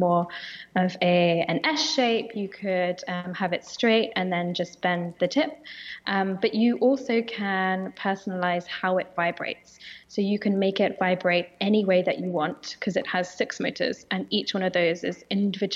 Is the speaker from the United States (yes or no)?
no; United Kingdom; accent: British; my British accent